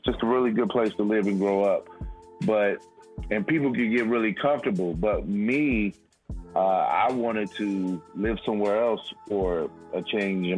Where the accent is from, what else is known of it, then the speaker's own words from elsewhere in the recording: Alexandria, Virginia, United States; also born or lived in Charlottesville, Virginia; now in California, United States; I was raised in Alexandria, Virginia. Throughout my childhood